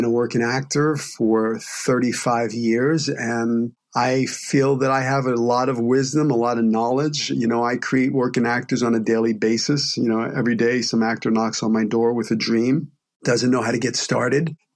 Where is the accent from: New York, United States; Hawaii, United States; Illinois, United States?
New York, United States; New York City; growing up in Brooklyn, especially when I grew up there in the 70s